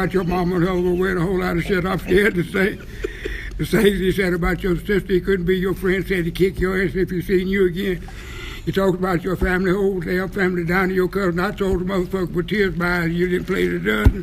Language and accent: English; Oklahoma, United States; moved away; also born or lived in Japan; as a kid growing up in Strangetown, Oklahoma, in the country